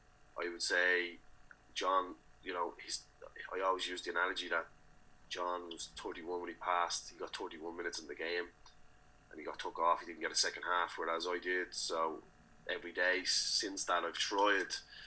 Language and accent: English; Ballymun, Leinster, Ireland; And they were kind of the social norms growing up in Ballymun.